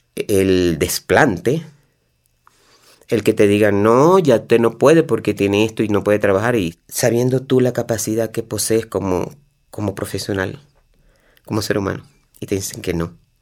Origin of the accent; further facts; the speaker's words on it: Venezuela; moved away as an adult; para salir de mi país, para despedirme de mi tierra